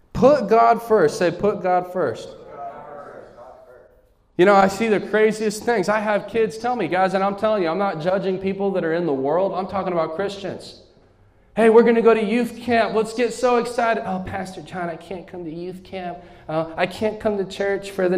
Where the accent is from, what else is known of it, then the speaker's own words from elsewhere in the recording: United States; Where I'm from New Mexico, West Texas